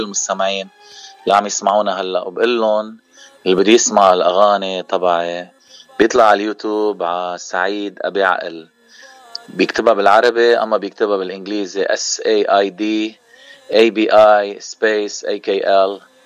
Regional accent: Keserwan-Jbeil, Lebanon; now in Cleveland, United States; نحن من منطقه جبال المنطقه الضيعه

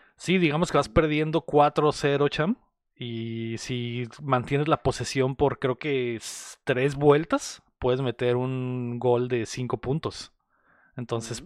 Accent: Mexicali, Baja California, Mexico; somos de Mexicali

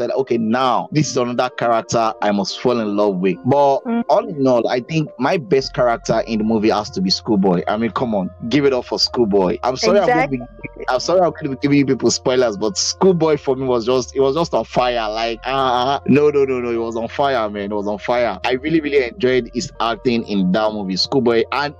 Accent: Nigeria

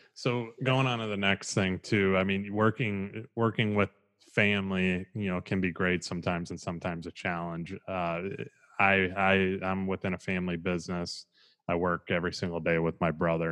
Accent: Midwest, United States; moved away; I'm originally from the Midwest

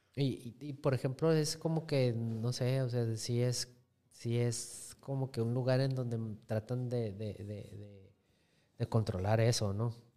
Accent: Mexico; yo como mexicanos nos gusta que nos den esos estereotipos

